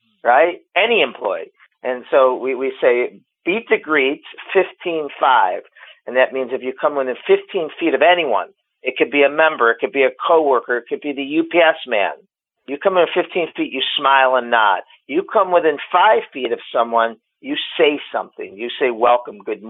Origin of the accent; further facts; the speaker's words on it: Cleveland, Ohio, United States; Born and raised in Cleveland, Ohio